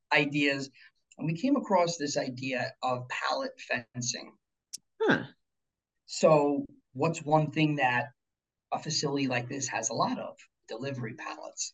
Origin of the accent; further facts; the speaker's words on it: Pleasantville, New York, United States; also born or lived in Florida; I grew up local here in a mm-hmm. small town in Pleasantville. That's actually ten minutes from Armonk here